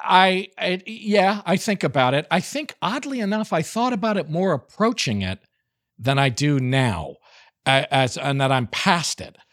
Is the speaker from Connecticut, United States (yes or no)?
yes; Connecticut, United States; I'm not from New York even. I'm from Connecticut